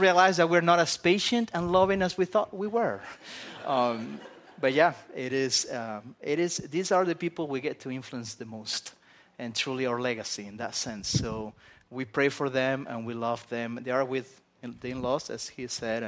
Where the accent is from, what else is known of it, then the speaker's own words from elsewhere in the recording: Spain; I'm a Spaniard. I grew up in Spain, as you can tell by this accent that I have.